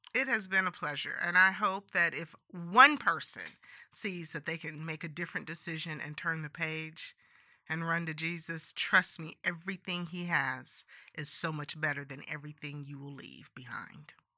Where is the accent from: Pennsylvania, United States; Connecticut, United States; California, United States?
California, United States; San Joaquin Valley; I grew up in California, um, and I grew up in the San Joaquin Valley